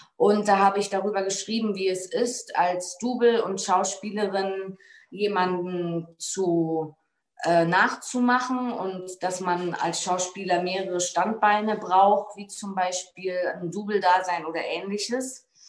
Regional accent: Berlin, Germany; also born or lived in Bützow; Ich bin 1985 in Berlin in der Charité geboren

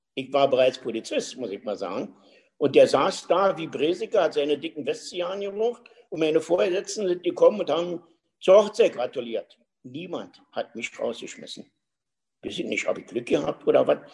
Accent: Berlin, Germany; bin in Berlin geboren, und äh, so spreche ich ja auch noch und das will ich auch pflegen weiterhin

